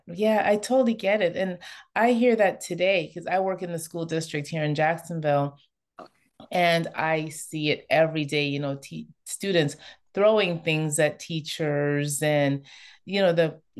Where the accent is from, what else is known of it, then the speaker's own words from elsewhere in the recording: Toronto, Ontario, Canada; as an immigrant myself, I totally get it. But I actually I grew up in Toronto, Canada.